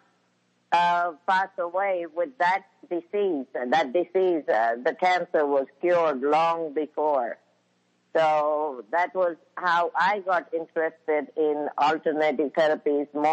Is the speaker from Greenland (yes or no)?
no; India; moved away as an adult; when I was in India.